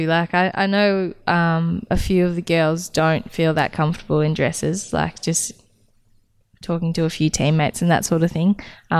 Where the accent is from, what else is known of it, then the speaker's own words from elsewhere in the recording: outside of Wangaratta, Victoria, Australia; growing up outside of Wangaratta